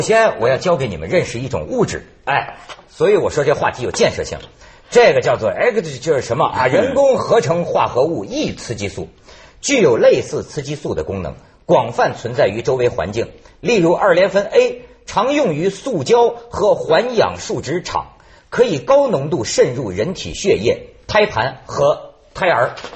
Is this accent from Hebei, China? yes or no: yes; Shijiazhuang, Hebei, China; 三聚氰胺的那个，嗯，奶粉，对不起，出自我们家乡